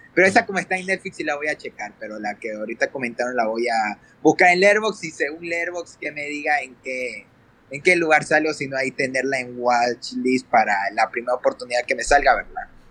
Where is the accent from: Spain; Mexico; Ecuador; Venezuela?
Ecuador; yo soy de Ecuador